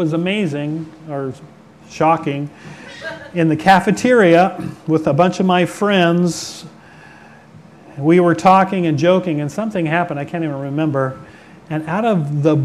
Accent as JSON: {"language": "English", "town": "Manchester", "region": "Washington", "country": "United States", "tie": "born or raised there", "said": "where I grew up in Manchester and where Namu, the killer whale, was in that little cove there"}